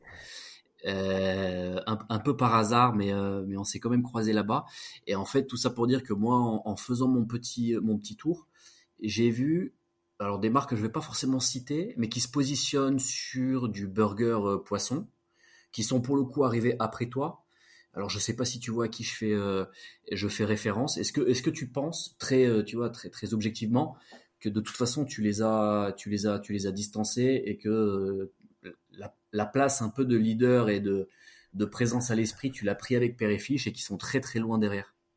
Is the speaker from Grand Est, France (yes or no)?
no; Grenoble, Auvergne-Rhône-Alpes, France; je viens de Grenoble